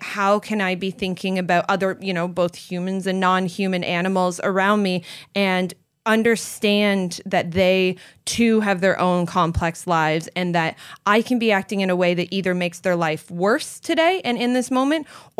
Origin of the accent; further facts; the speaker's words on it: Canada; also born or lived in Florida; now in California, United States; I came from the Great White North of Canada. So we don't have exotic creatures in Canada. We have moose and beavers, and that's about it.